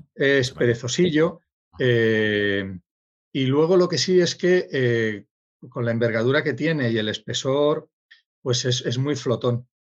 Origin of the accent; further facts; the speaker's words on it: Sidi Ifni, Guelmim-Oued Noun, Morocco; moved away; nací en Sidifni y yo nací en Sidifni en 1961